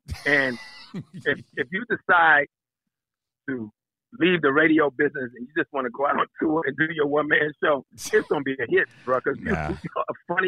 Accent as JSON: {"language": "English", "town": "Washington", "region": "District of Columbia", "country": "United States", "moved": "as an adult", "lives_now": "Los Angeles, United States", "said": "I'm from Southeast"}